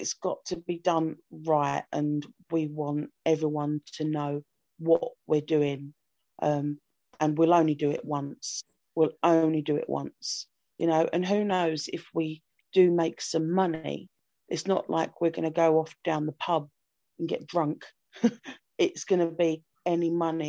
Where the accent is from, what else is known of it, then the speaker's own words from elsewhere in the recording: London, United Kingdom; I'm from London